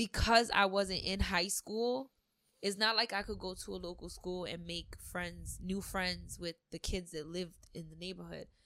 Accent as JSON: {"language": "English", "town": "New York City", "region": "New York", "country": "United States", "tie": "born or raised there", "also_born_or_lived": "Long Island, New York", "said": "I grew up in Queens most of my life"}